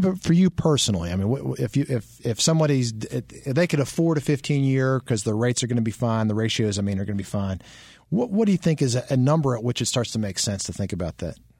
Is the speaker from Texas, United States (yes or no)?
no; Maryland, United States; moved away; I grew up in Maryland, so, you know, they play lacrosse up there.